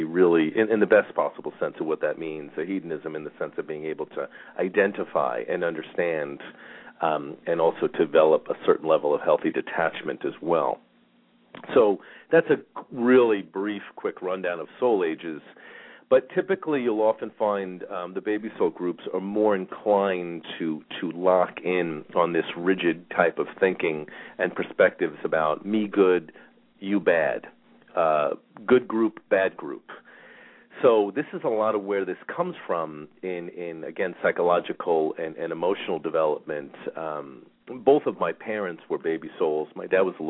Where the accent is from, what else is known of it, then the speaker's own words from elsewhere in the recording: Long Island, New York, United States; moved away; I grew up on Long Island